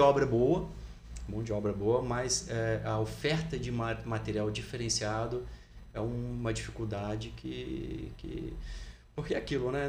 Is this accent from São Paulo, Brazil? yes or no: no; Resende, Rio de Janeiro, Brazil; eu nasci em Resende, né, no estado do Rio de Janeiro, então desde pequeno eu sempre gostei muito de esporte